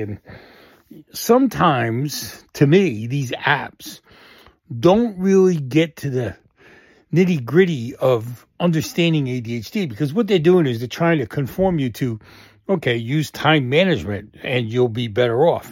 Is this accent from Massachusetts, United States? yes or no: yes; Boston, Massachusetts, United States; growing up in Boston and the areas we all kinda hung out in.